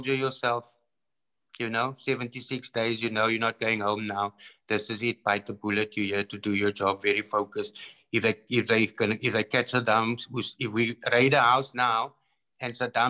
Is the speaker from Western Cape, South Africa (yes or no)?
yes; Cape Town, Western Cape, South Africa; moved away as an adult; also born or lived in Iraq / Congo; I went from Athlone hostile environment to Iraq hostile environment to Congo hostile environment